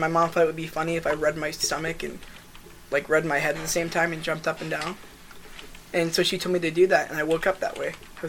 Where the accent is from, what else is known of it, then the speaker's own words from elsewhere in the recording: Atlanta, Georgia, United States; I actually was born in Atlanta, Georgia.